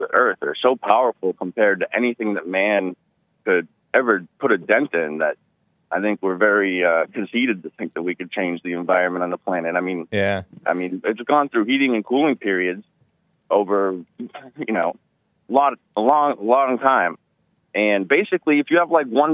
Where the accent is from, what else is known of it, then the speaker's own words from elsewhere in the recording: New England, United States; moved away; I'm originally from New England, and growing up, I learned about King Philip's War